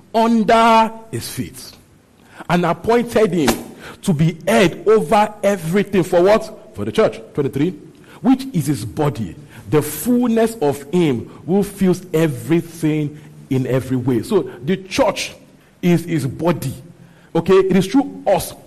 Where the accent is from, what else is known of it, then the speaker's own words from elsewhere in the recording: Nigeria; growing up in Christianity in Nigeria